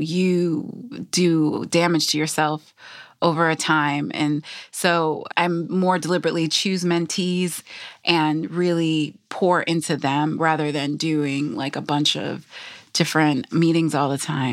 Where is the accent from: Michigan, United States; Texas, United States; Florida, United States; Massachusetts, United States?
Michigan, United States; my parents are from the Caribbean. I grew up in Michigan